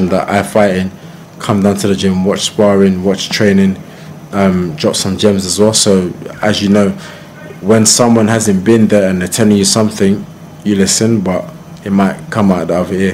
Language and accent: English; Croydon, London, United Kingdom; I'm from Croydon.